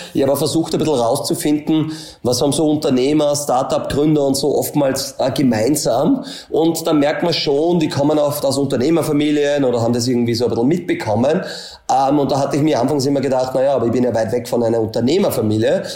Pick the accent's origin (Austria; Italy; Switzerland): Austria; a small village near Linz, Upper Austria; Ich komme aus Österreich. Ähm, dann ist eh schon immer relativ, äh, schwierig, Details zu erklären. Also Linz ist immer zwischen Salzburg und Wien, kennt nicht jeder, ist so eine Stadt mit zweihunderttausend Einwohner. Bin aber eigentlich von einem kleinen Dorf, von am Bauernhof, dort aufgewachsen